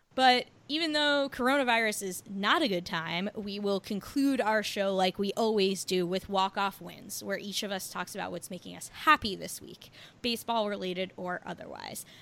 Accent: New Jersey, United States; I'm from New Jersey.

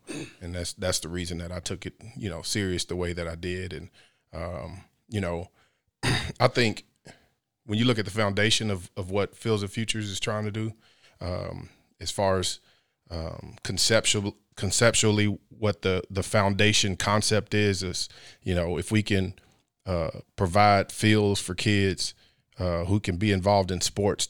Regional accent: Midland, Texas, United States; as far as me growing up in Midland, yeah, I mean, to me, football was always a way for me to get out of there.

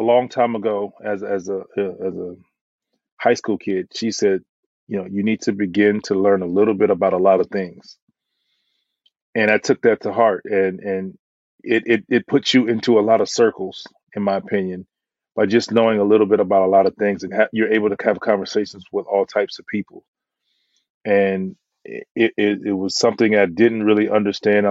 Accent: Florida, United States; I'm from Florida

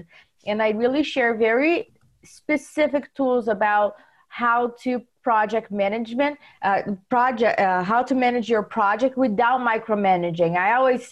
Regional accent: Brazil; English is a second language; moved away as an adult; now in United States; I was born in Brazil. I didn't know what real estate meant when I moved here.

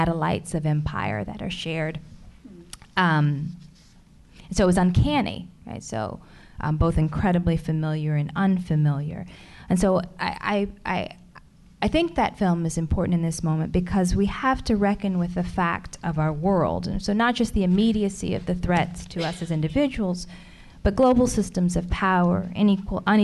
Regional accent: Alabama, United States; I was born in Alabama

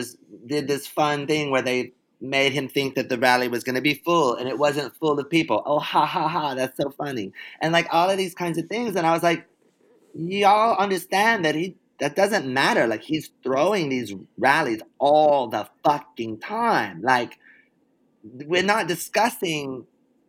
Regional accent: the South, United States; I'm from the South

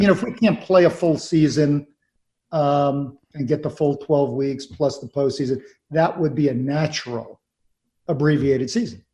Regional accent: Long Island, New York, United States; I grew up in New York on Long Island

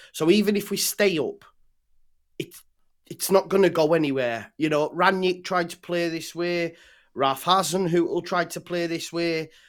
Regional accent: England, United Kingdom; as an Englishman

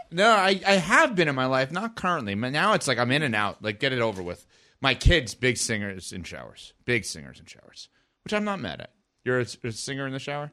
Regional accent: New York, United States; growing up in New York

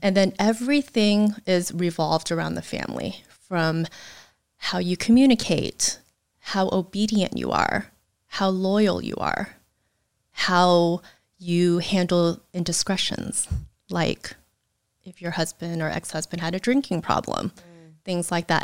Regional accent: United States; being raised in the States

